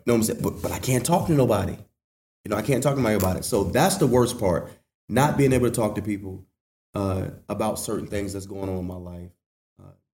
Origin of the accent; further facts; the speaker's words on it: Washington, North Carolina, United States; Growing up in Little Washington